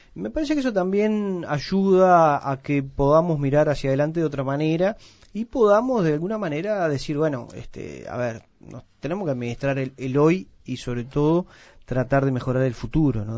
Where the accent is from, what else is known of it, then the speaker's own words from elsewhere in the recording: Uruguay; tenemos un precioso país